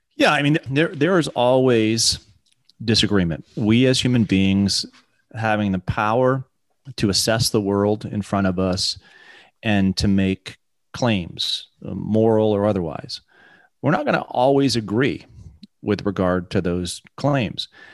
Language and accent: English; England, United Kingdom; I was born in England